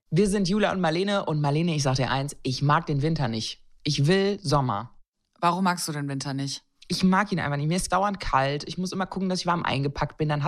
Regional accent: Baden-Württemberg, Germany; Na klar, ich bin Schwäbin.

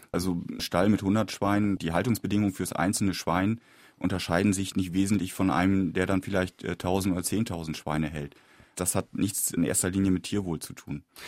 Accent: Lower Saxony, Germany; innerhalb Niedersachsens, wo ich herkomme

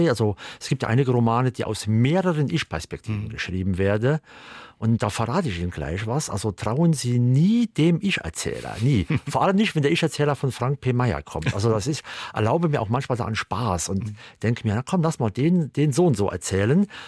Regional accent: Primstal, Saarland, Germany; moved away as an adult; also born or lived in Northern Germany / England; in der Nähe von meinem Heimatort Primstal

